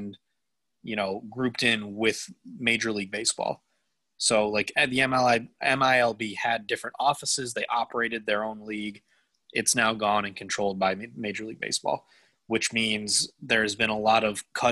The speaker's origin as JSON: {"language": "English", "town": "Rochester", "region": "New York", "country": "United States", "tie": "born or raised there", "said": "my hometown minor league baseball team, the Rochester Red Wings"}